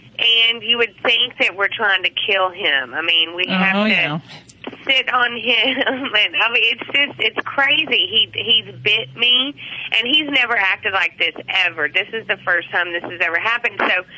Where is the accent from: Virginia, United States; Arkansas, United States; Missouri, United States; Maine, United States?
Arkansas, United States; accent: southern drawl; now in Houston, United States; Yeah, that's from Arkansas, though.